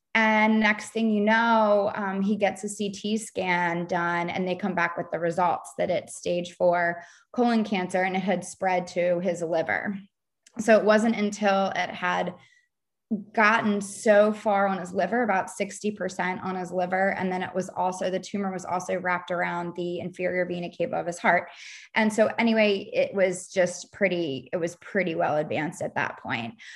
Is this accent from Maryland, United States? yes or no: yes; Baltimore, Maryland, United States; moved away as an adult; now in Charleston, United States; I'm from Baltimore, Maryland, living in the suburbs of Baltimore